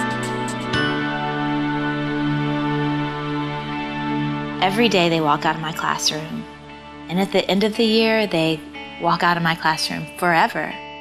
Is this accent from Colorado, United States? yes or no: no; Georgia, United States; born or raised there